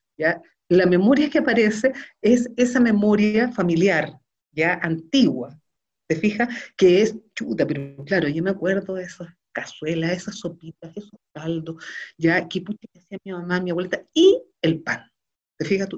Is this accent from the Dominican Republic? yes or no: no; Chile; como sociedad chilena